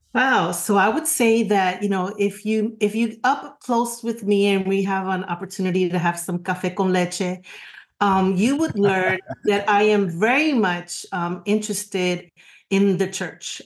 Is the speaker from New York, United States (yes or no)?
yes; New York, United States; now in Florida, United States; I'm a New Yorker forever and always